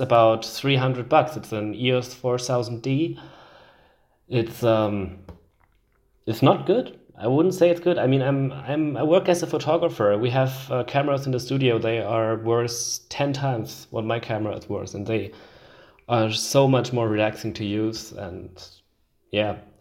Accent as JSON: {"language": "English", "country": "Switzerland", "tie": "born or raised there", "said": "in my home country, Switzerland."}